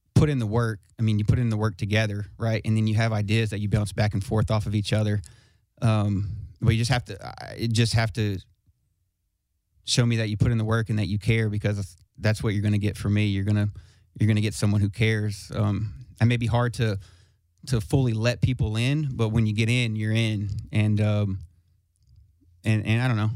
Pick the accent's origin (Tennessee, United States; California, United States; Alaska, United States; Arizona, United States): Tennessee, United States; Smyrna; I'm from Smyrna, Smyrna, Tennessee, which is not too far from here